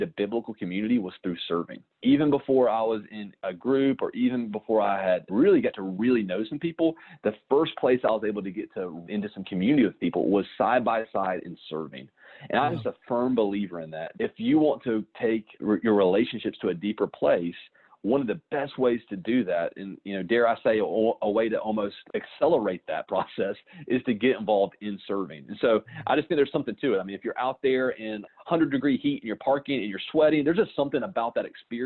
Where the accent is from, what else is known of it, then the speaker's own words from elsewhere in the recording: Anderson, United States; growing up in Anderson